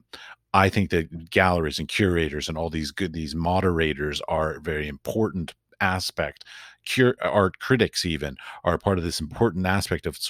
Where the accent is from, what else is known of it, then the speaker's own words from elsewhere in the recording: United States; also born or lived in Washington, D.C. / San Francisco / North Carolina; I'm an American artist